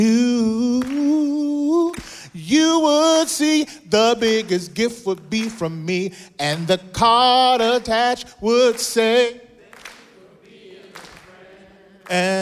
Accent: Mississippi, United States; moved away as an adult; now in Southern California, United States; I grew up in Mississippi

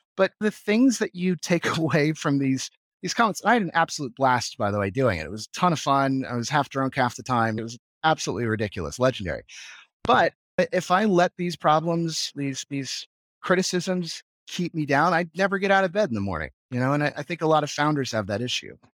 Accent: United States; moved away as an adult; now in Vienna, Austria; as an American

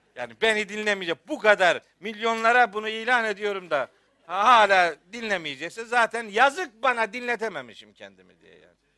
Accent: Trabzon / Rize, Eastern Black Sea, Turkey; bizim Trabzon'da. Bizim oralarda, Rize'de yani.

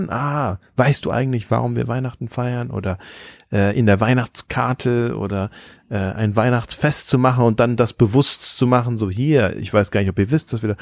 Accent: Thailand; ich bin in Thailand aufgewachsen als, als Kind von Missionaren.

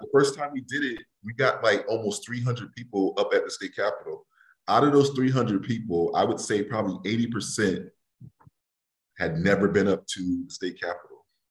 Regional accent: New Haven, Connecticut, United States; growing up in New Haven

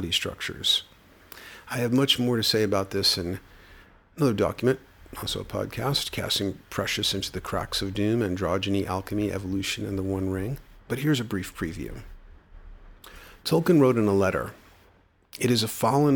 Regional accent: New York City, New York, United States; growing up in the Bronx

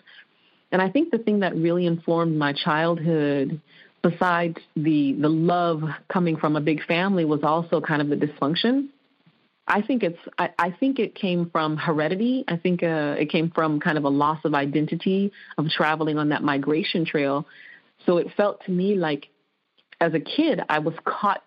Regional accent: Kalamazoo, Michigan, United States; moved away as an adult; now in Los Angeles, United States; I came to Los Angeles when I was 18 years old from my hometown of Kalamazoo, Michigan

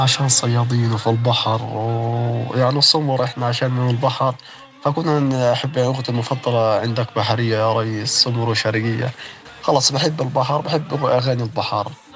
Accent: Gaza, Gaza Strip, Palestine; انولدت في غزة وسكان غزة

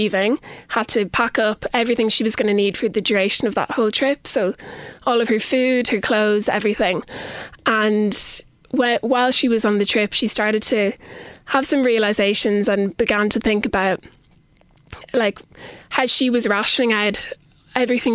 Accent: Kilkenny, Leinster, Ireland; also born or lived in Dublin; I'm originally from Kilkenny and went to school in Canises and Loretto here.

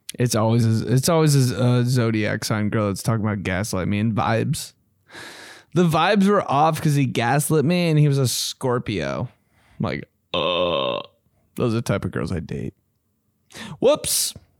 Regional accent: Greenwood, United States; I'm from Greenwood.

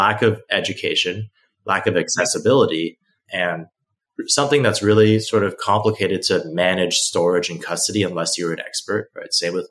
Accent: Beijing, China; also born or lived in Hong Kong; now in United States; I didn't grow up in the United States, I grew up in Beijing and Hong Kong, right?

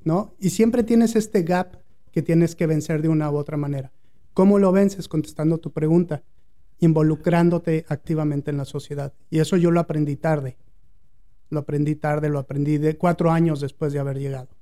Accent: Mexico City, Mexico; moved away as an adult; also born or lived in Monterrey, Mexico; now in United States; Yo nací en la Ciudad de México, a los 22 años más o menos llegué a la Ciudad de Monterrey

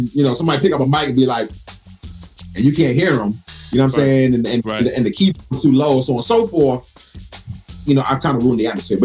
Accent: United States; as an American

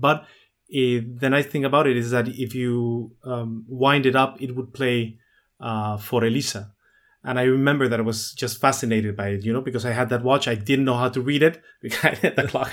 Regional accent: La Paz, Baja California Sur, Mexico; born or raised there; also born or lived in Mexico City

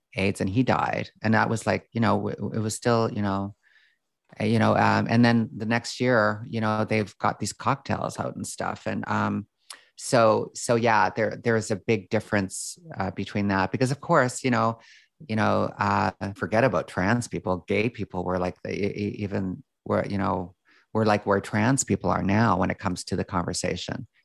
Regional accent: Calgary, Alberta, Canada; I grew up in Calgary, Alberta

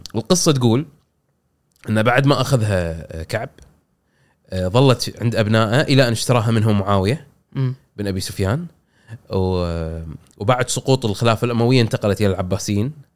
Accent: Kuwait; عندنا بالكويت

